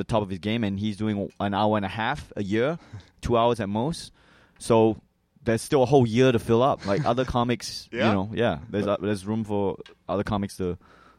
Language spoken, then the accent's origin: English; New Hampshire, United States; also born or lived in Malaysia; I was born in Malaysia, and then I moved to New Hampshire when I was 3 years old.